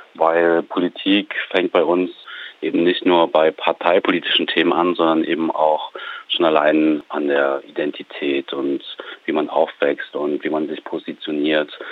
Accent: Bonn, North Rhine-Westphalia, Germany; Ich bin in Bonn aufgewachsen

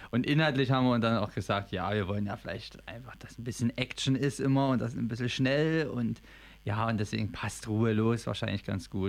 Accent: Dresden, Saxony, Germany; bin 22, 32 Jahre, bin gebürtiger Dresdner.

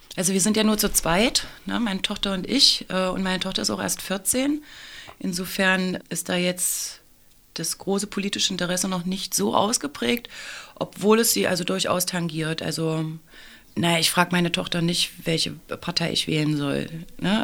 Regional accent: Saxony-Anhalt, Germany; moved away as an adult; now in Leipzig, Germany; Ich bin tatsächlich eine Wahlleipzigerin. Ich komme ursprünglich aus dem Sachsen-Anhaltinischen und bin aber gleich nach dem Abitur nach Leipzig gekommen

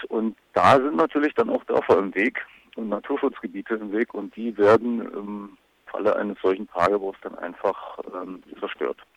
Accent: Lusatia, Germany; bei uns in der Lausitz

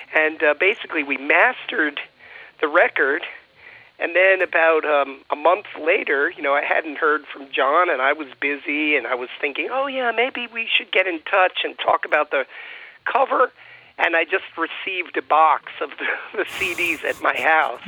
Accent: United States; I identify myself strongly as an American

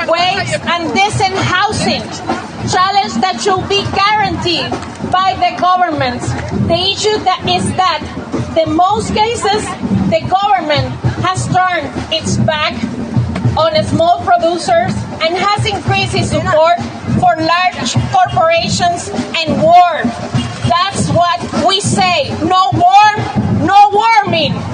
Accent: Puerto Rico; I'm from Borinquen, Puerto Rico, agroecological peasant, activist, and member of the National Coordination of Organización Boricua, that is part of La Vía Campesina.

